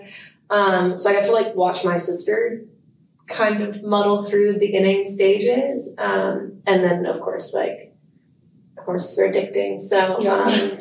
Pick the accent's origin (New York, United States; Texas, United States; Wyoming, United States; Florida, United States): Texas, United States; moved away as an adult; now in Lexington, United States; I grew up riding in Silver Stirrups Pony Club, which is in Texas.